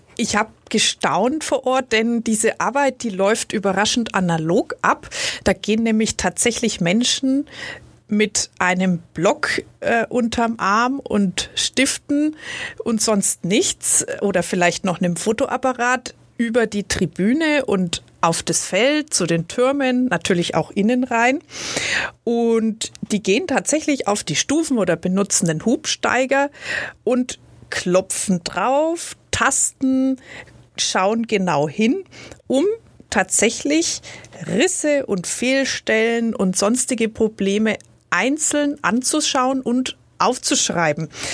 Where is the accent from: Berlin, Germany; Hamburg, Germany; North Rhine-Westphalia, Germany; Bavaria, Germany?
Bavaria, Germany; Nuremberg; als Nürnbergerin